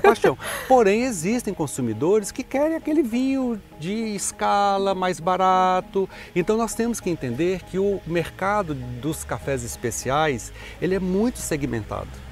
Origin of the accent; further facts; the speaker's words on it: Brazil; Eu sou bem brasileiro